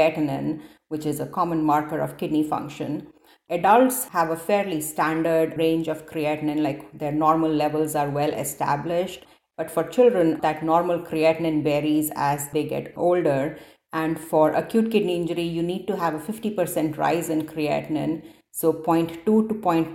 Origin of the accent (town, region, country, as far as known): India; born or raised there; moved away as an adult; also born or lived in Detroit / Cincinnati; now in Seattle, United States